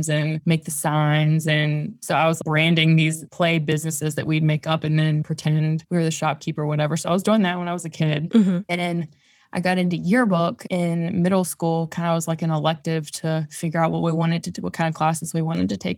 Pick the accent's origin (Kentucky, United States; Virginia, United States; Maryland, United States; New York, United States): Virginia, United States; moved away as an adult; also born or lived in Outer Banks; I grew up in Virginia and I went to school like an hour away from where I grew up